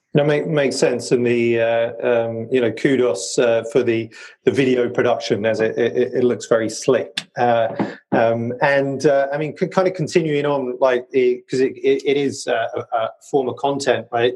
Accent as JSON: {"language": "English", "country": "United Kingdom", "said": "my British genes"}